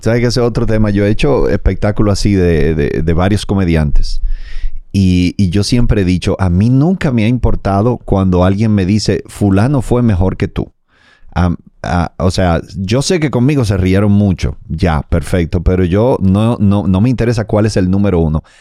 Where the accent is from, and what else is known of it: Dominican Republic